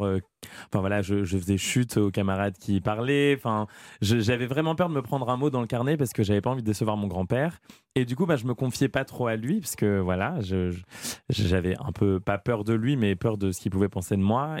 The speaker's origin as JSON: {"language": "French", "town": "Amiens", "region": "Hauts-de-France", "country": "France", "tie": "born or raised there", "said": "à Amiens, dans ma ville natale"}